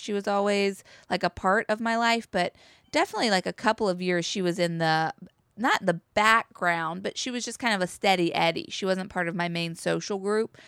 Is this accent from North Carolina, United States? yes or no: yes; Chapel Hill, North Carolina, United States; I grew up in Chapel Hill, North Carolina